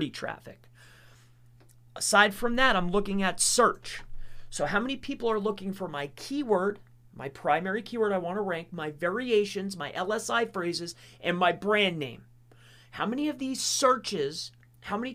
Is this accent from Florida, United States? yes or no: yes; Lehigh Acres, Florida, United States; also born or lived in Fort Lauderdale, Florida / Fort Myers, Florida / Wyoming, Pennsylvania / Tamaqua, Pennsylvania; now in Pennsylvania, United States; But I was born in Fort Lauderdale, and I lived in Fort Myers, Florida, and then Lehigh Acres for, like, ever